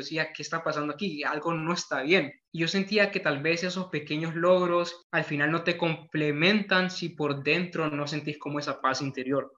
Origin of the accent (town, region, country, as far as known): Honduras